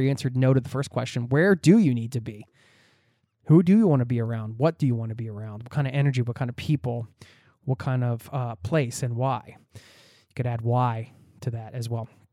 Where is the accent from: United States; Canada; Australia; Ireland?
United States; moved away as an adult; now in Norway; my home country of the U S